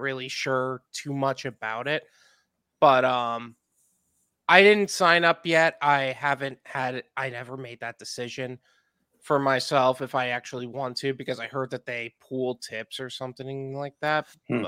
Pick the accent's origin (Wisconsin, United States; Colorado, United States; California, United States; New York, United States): New York, United States; now in Florida, United States; Yep, I'm from New York and moved to Florida.